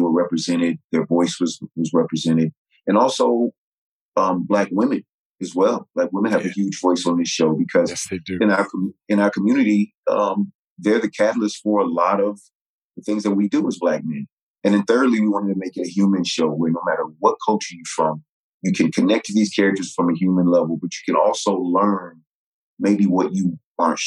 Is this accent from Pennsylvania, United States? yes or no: no; Virginia, United States; I was a Chicago Bears fan growing up in Virginia